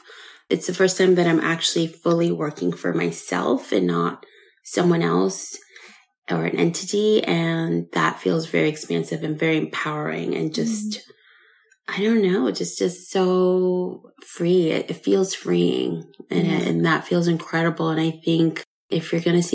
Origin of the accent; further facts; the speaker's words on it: New York, United States; moved away; also born or lived in Paris, France; as a New Yorker